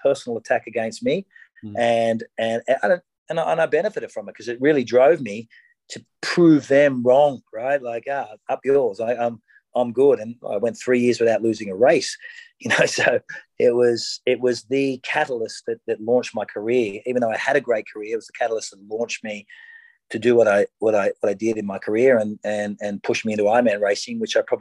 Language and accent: English; Australia; as an Australian